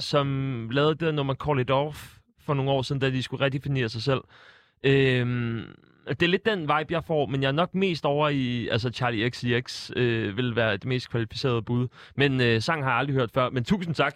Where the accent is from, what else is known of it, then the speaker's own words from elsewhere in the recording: Sorø, Zealand, Denmark; jeg er jo fra Sorø